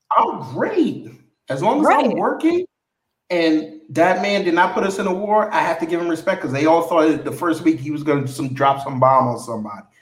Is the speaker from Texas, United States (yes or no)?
no; New York, United States; now in Atlanta, United States; they know I'm from New York